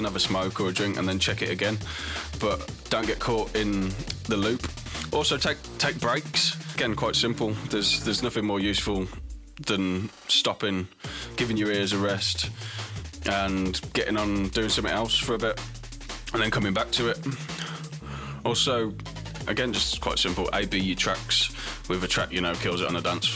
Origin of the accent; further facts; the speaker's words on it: Birmingham, West Midlands, United Kingdom; my hometown in Birmingham